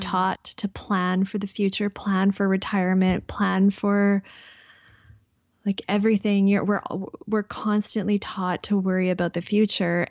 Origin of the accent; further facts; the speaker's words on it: Canada; I'm Canadian.